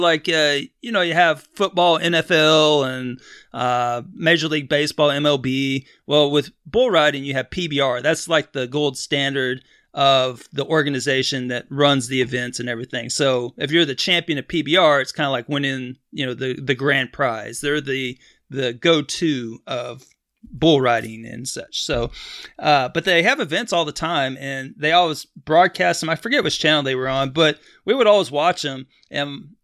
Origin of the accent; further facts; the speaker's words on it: Texas, United States; I grew up in Texas